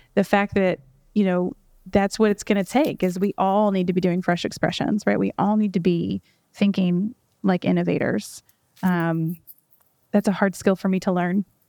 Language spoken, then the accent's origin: English; Louisville, Kentucky, United States; I grew up here in Louisville